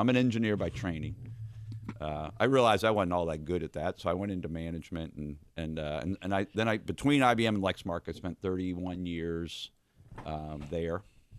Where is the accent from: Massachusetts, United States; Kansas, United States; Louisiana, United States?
Massachusetts, United States; outside of Boston; moved away as an adult; now in Kentucky, United States; I've been in Kentucky since 1985. I tell the story. I grew up outside of Boston. Went to my state university, University of Massachusetts.